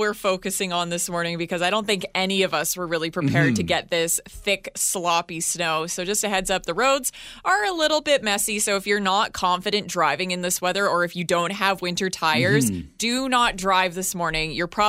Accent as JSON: {"language": "English", "town": "Edmonton", "region": "Alberta", "country": "Canada", "tie": "born or raised there", "moved": "yes", "said": "Growing up in Edmonton"}